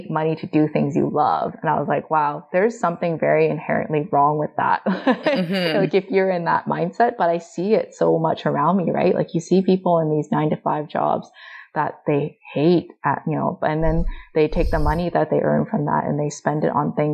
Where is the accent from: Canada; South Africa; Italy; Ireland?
Canada; Vancouver, British Columbia; I was lucky growing up in Vancouver that I've never really experienced overt racism